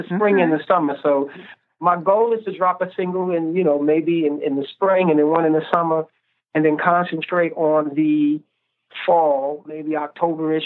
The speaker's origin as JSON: {"language": "English", "region": "New York", "country": "United States", "tie": "born or raised there", "said": "I grew up in New York, so I've been exposed to all of these different styles of music."}